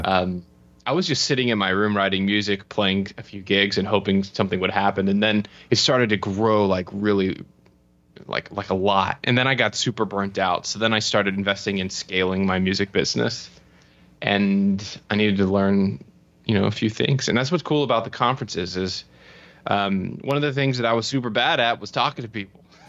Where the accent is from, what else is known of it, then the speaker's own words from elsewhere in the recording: Florida, United States; moved away as an adult; also born or lived in United Kingdom / Spain; I'm from Florida.